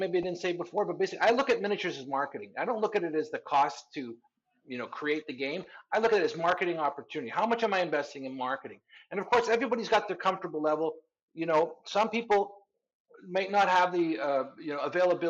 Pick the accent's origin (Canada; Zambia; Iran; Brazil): Canada; also born or lived in southern Spain; now in Spain; I'm a Canadian guy living in Spain